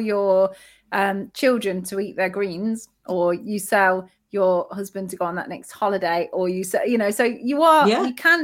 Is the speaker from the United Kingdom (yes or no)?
yes; United Kingdom; we're British as well